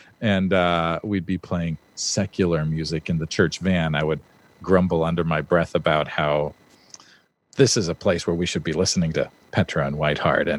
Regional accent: Los Angeles, California, United States; also born or lived in Germany; I'm from originally from Los Angeles

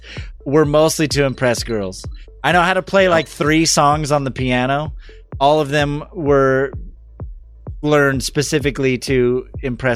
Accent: Central California, United States; I'm from Central California

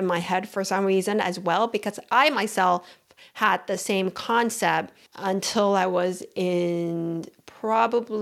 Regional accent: Houston, Texas, United States; also born or lived in Taiwan; I moved to Houston when I was 9 years old

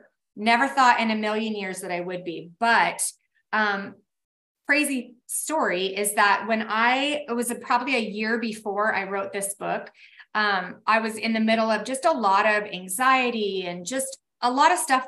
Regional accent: Tacoma, Washington, United States; now in Boise, United States; I am from Tacoma, Washington, where we had rain for 10 months out of the year.

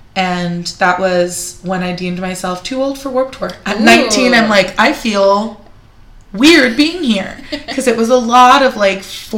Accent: San Jose, California, United States; where I grew up in San Jose.

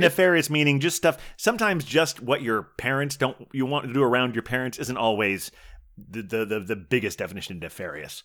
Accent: Dayton, Ohio, United States; moved away; where I grew up in Dayton, Ohio

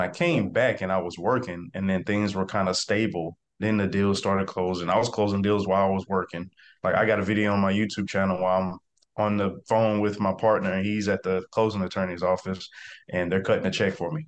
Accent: South Mississippi, United States; I am from South Mississippi, small town. Uh, the neighborhood is called Catahoula, so nobody knows what that is. So, I typically just tell everybody I'm from Biloxi, Gulfport, Mississippi area.

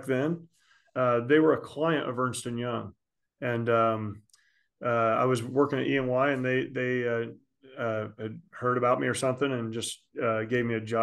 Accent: Eaton, Indiana, United States; now in Westfield, United States; I grew up in near Eaton, Indiana, which is between Muncie and Hartford City.

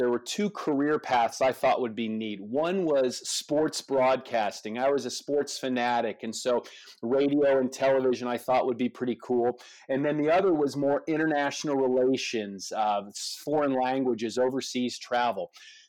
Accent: Dallas, Texas, United States; now in Prosper, United States; I grew up next to the Dallas, Texas Temple, more or less. And some of you who know that that used to be called North Dallas.

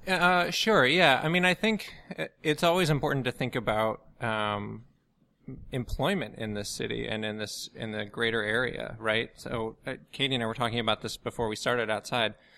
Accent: outside Chicago, Illinois, United States; moved away as an adult; also born or lived in Washington, D.C. / New York / Massachusetts; now in New Orleans, United States; I grew up outside Chicago

